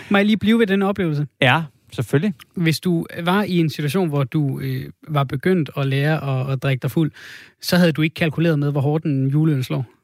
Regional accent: Odense, Southern Denmark, Denmark; Du er fra, du er fra Odense? Jeg er fra Odense.

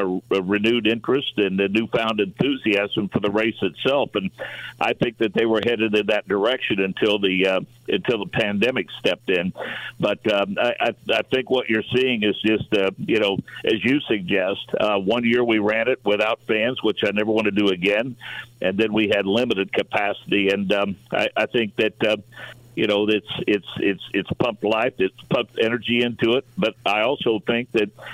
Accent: Monrovia, Indiana, United States; It's kind of where my career started oh so many years ago, doing sports reports for Monrovia football and basketball

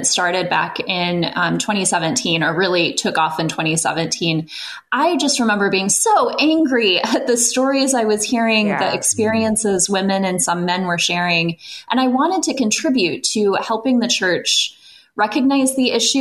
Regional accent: central Illinois, United States; now in California, United States; I grew up actually in Illinois. My dad's a farmer in central Illinois. I grew up among the fields of corn and soybeans, but eventually landed here in California

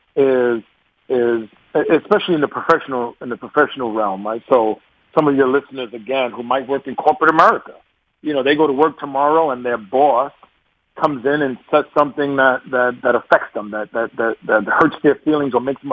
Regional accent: New York, United States; accent: New York; my New York accent

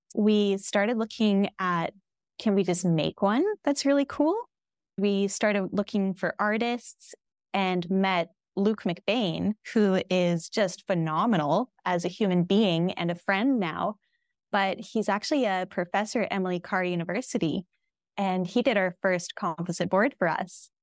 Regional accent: Lethbridge, Alberta, Canada; moved away as an adult; also born or lived in Regina, Saskatchewan; now in White Rock, Canada; We're from Southern Alberta, from Lethbridge, Alberta, and we lived in Regina, Saskatchewan for two years prior

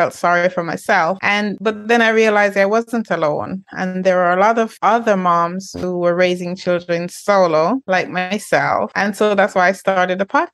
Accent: Jamaica; moved away; I was born in Jamaica

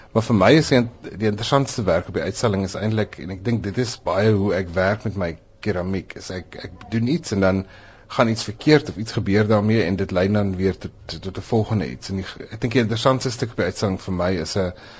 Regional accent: South Africa; ek is 'n wit Suid-Afrikaner

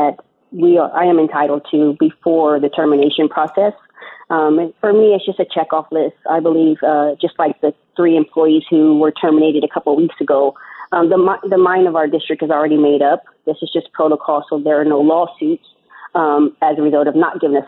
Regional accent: San Diego, California, United States; also born or lived in Indiana; I grew up in Southeast San Diego by Lincoln High School

